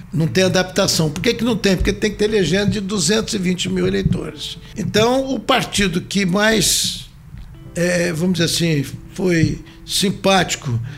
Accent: Cachoeiro de Itapemirim, Espírito Santo, Brazil; moved away as an adult; now in Vitória, Brazil; Quando eu saí de Cachoeiro, que eu vim ser deputado

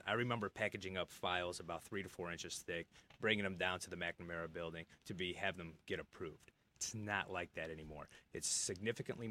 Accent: Michigan, United States; also born or lived in Los Angeles, California; I consider myself a native Michigander

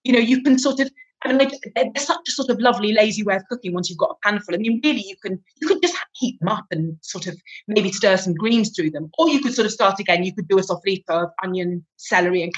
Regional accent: England, United Kingdom; now in Italy; I'm English

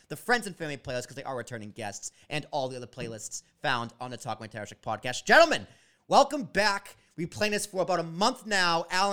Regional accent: Massachusetts, United States; I was born in Massachusetts

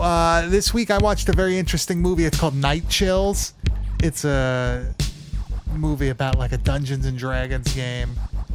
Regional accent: Long Island, New York, United States; We're from Long Island

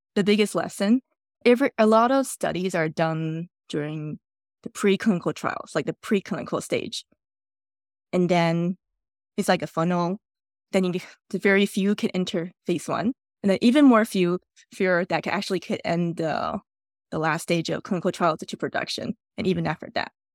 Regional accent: Taiwan; now in Canada; My childhood memory in Taiwan

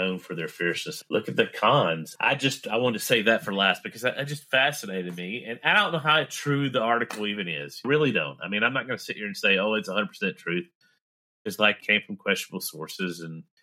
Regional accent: the South, United States; accent: southern; Let my southern accent come out

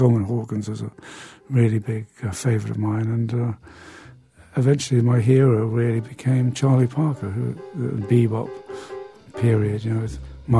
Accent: Newcastle, North East England, United Kingdom; I went to see quite a few people as they passed through my hometown of Newcastle in the north of England.

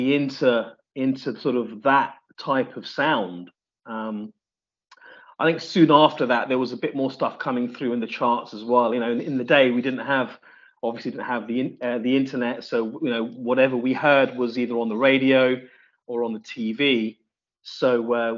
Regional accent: Reading, South East England, United Kingdom; moved away; also born or lived in Leicester; I was born in Reading, but I went to Leicester with my parents.

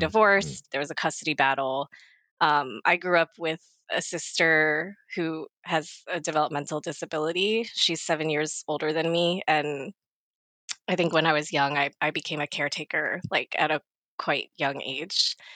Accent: Maryland, United States; moved away as an adult; also born or lived in Baltimore area / Los Angeles; now in South Korea; I was born in 1987 in Korea, like a lot of us, and I got adopted to Maryland on the East Coast I lived there for 25 years

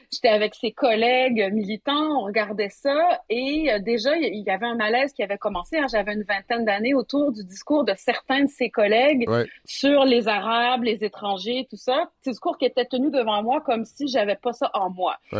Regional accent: Montreal, Quebec, Canada; also born or lived in Saguenay, Quebec / France; on est venu à Montréal quand j'avais en 1976, donc quand j'avais 4 ans. Donc à Montréal

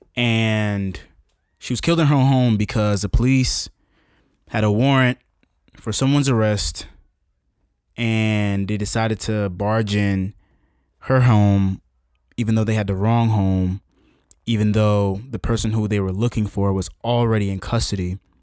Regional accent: United States

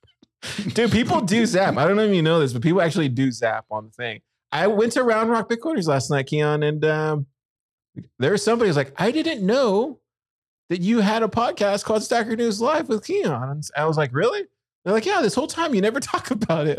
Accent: Corpus Christi, Texas, United States; I grew up in, in Corpus

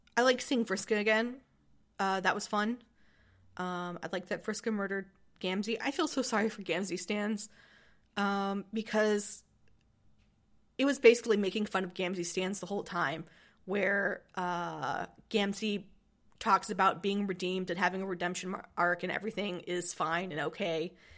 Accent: United States; I'm from America

